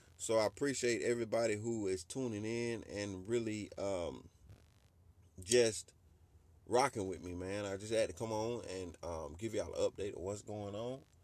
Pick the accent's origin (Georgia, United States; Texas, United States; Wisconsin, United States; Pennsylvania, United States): Georgia, United States; my hometown of Georgia